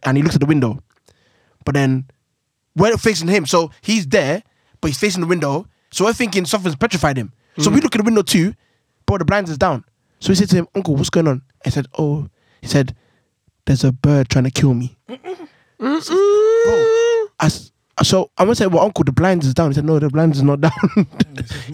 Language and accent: English; London, United Kingdom; I'm from Woolwich Sides.